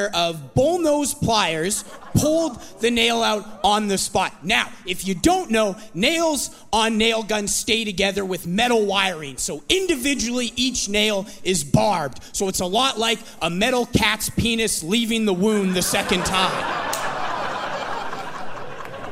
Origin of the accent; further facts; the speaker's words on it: Kamloops, British Columbia, Canada; moved away as an adult; now in Vancouver, Canada; my parents' driveway in Kamloops, my hometown